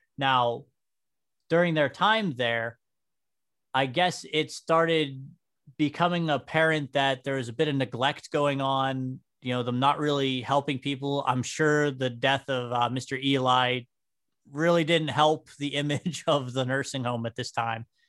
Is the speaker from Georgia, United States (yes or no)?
no; New Castle, Pennsylvania, United States; I was born and raised here in Newcastle, right over in Union Township.